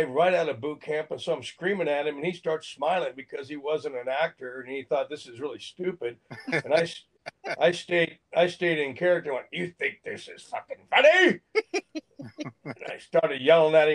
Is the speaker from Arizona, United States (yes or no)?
yes; Phoenix, Arizona, United States; I'm from Phoenix. That's where I grew up, actually